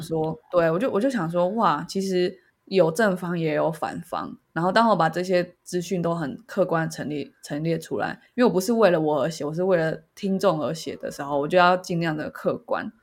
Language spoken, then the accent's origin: Chinese; Taiwan; 我们是台湾人